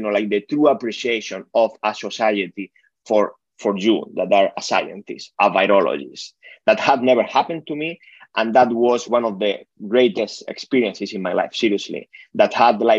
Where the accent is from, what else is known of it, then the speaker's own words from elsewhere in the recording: Spain; moved away; I'm originally from Spain, so my family is there.